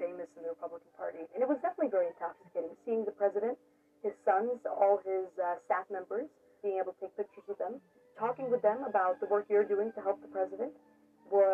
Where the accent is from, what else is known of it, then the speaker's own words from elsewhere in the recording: New York City, New York, United States; I grew up in Brooklyn, New York